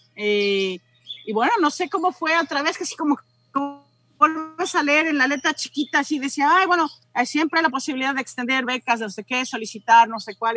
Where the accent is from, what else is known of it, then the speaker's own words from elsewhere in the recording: Mexico; moved away as an adult; also born or lived in London, United Kingdom / Nottingham, United Kingdom; now in Arlington, Virginia, United States; septiembre del 98 fue cuando salí de México para ir a Inglaterra